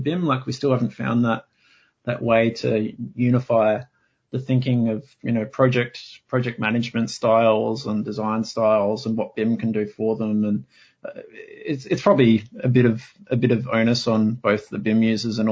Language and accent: English; Adelaide, South Australia, Australia; moved away as an adult; now in Sydney, Australia; my hometown of Adelaide in South Australia